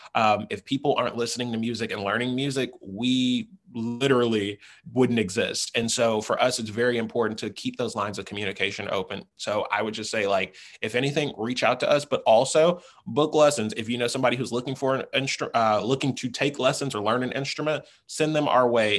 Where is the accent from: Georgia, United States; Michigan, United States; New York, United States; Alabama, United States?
Georgia, United States; College Park; moved away as an adult; also born or lived in San Francisco; I'm originally from College Park, Georgia.